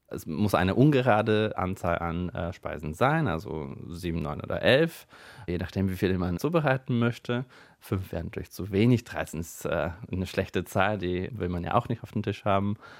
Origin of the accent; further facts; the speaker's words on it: Bulgaria; moved away as an adult; now in Germany; Ich komme ursprünglich aus Bulgarien und wohne seit äh, inzwischen neun Jahren hier in Deutschland